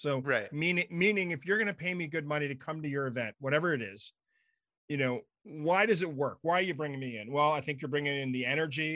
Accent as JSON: {"language": "English", "town": "Ottawa", "region": "Ontario", "country": "Canada", "tie": "born or raised there", "moved": "yes", "said": "I grew up in Ottawa"}